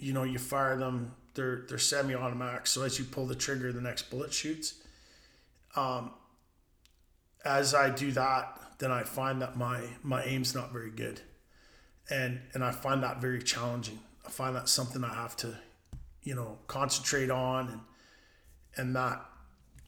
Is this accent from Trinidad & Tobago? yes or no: no; Canada; I'm Canadian